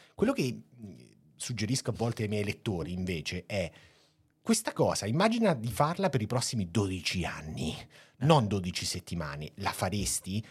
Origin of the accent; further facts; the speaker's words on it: Marche, Italy; io tendo ad esserlo un po' troppo da marchigiano